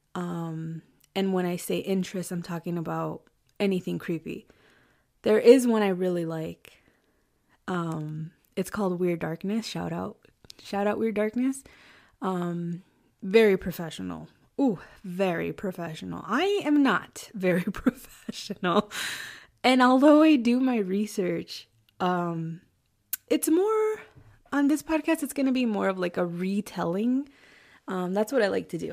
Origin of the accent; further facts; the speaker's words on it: Chicago, Illinois, United States; I was born in Chicago and raised in the suburbs of Chicago.